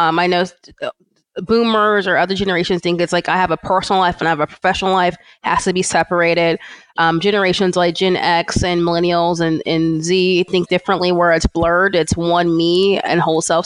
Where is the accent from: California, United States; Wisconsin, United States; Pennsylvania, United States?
California, United States; born or raised there; also born or lived in Atlanta, Georgia